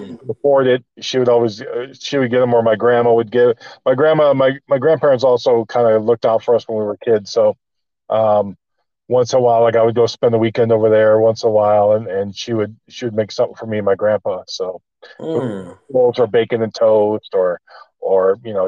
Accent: Mount Clemens, Michigan, United States; moved away as an adult; also born or lived in Las Vegas, Nevada / Pasadena, California; now in Glendale, United States; Originally from Mount Clemens, Michigan. I grew up in Michigan.

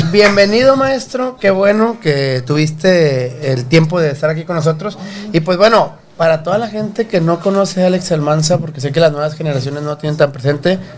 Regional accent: Monterrey, Nuevo León, Mexico; born there; yo soy nacido en Monterrey.

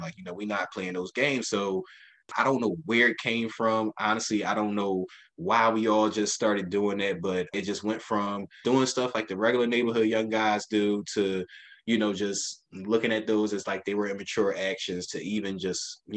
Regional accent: Philadelphia, Pennsylvania, United States; I grew up in North Philadelphia, Strawberry Mansion section of the city, 30th and Diamond

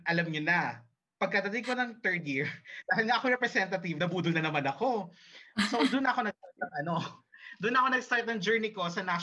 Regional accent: Jeddah, Makkah Province, Saudi Arabia; Na-experience ko na kasi yun kasi nga lumaki ako sa Jeddah.

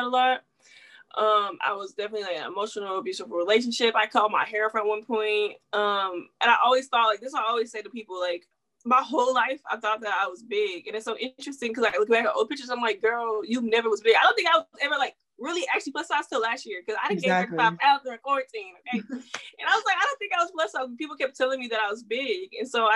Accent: Houston, Texas, United States; also born or lived in Louisiana / Washington, D.C.; I'm from Houston, Texas, Houston fed and bred for sure. I lived in Louisiana for a small bit

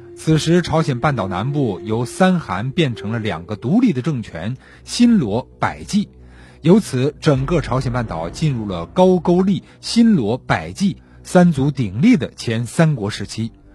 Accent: China; 作为中国人

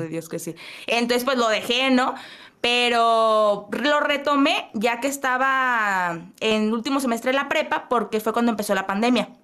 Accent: Monterrey, Nuevo León, Mexico; soy de Monterrey, Nuevo León, México

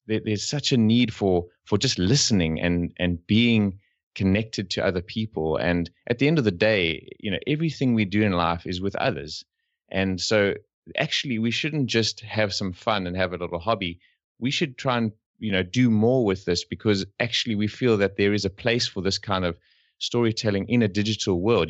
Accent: South Africa; We're from South Africa

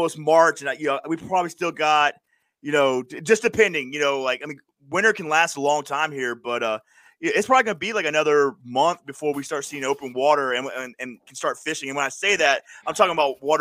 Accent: Florida, United States; now in New York, United States; I'm originally from Florida

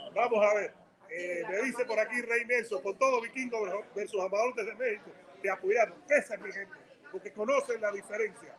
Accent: Cuba; now in United States; Yo soy cubano

